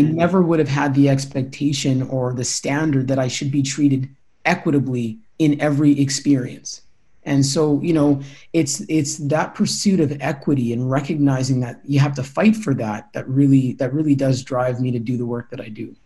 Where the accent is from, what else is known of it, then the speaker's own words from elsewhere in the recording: Winnipeg, Manitoba, Canada; I grew up in St. Norbert, just, just south of the city.